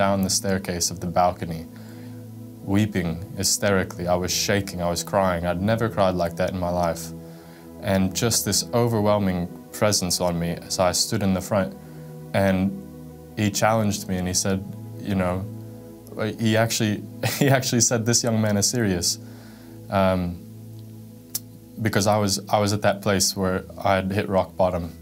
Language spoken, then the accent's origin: English; Florida, United States; also born or lived in California; when I was 7 years old, my parents got divorced and we moved from California to Florida